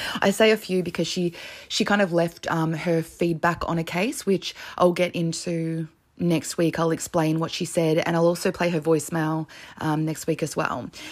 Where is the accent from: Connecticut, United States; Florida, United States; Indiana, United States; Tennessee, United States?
Connecticut, United States; I'm from Connecticut in the US